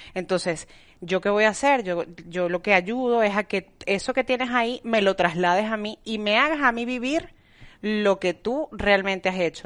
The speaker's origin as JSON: {"language": "Spanish", "country": "Venezuela", "moved": "yes", "lives_now": "Spain", "said": "soy venezolana y, bueno, y sé cómo, no, cómo, somos los venezolanos"}